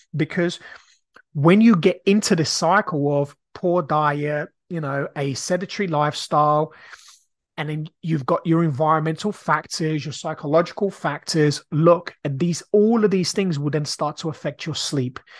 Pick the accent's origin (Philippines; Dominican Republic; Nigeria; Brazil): Brazil; now in United Kingdom; I grew up in a council estate. When I grew up in Brazil, we were very, very poor.